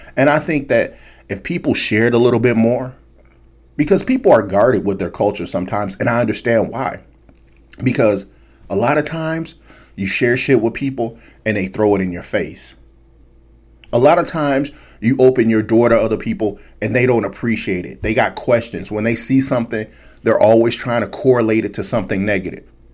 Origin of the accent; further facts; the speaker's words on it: United States; me as an American